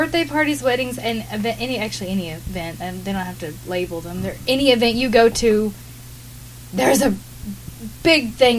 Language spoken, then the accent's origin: English; the South, United States; when people know that I'm from the South, they think I'm crazy, and I'm not.